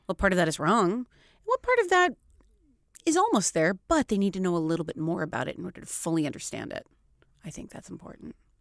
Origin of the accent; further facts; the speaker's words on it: Seattle, Washington, United States; moved away as an adult; also born or lived in Florida; now in Stockholm, Sweden; I'm from Seattle